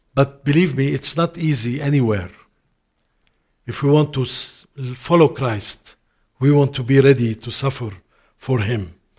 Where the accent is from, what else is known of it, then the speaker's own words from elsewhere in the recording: Lebanon; first language Arabic; English is a second language; also born or lived in Canada; I went back with my family to Lebanon, my mother, my home country